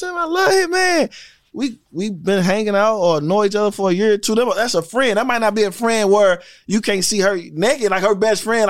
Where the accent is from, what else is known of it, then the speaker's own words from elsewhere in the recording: St. Louis, Missouri, United States; now in Georgia, United States; I'm from St. Louis